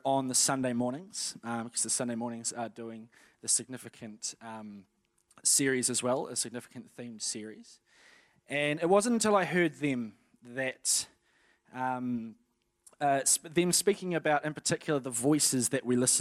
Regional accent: Napier, Hawke's Bay, New Zealand; I was born in Napier on the 1st of April, 1988, in the afternoon

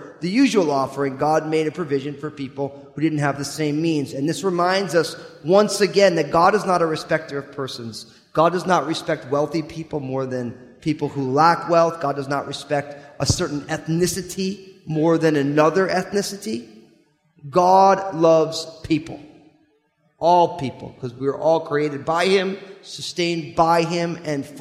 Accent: New Jersey, United States; I grew up in New Jersey

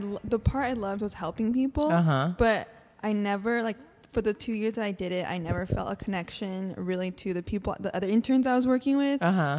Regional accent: Orange County, California, United States; Yeah, I grew up in Orange County.

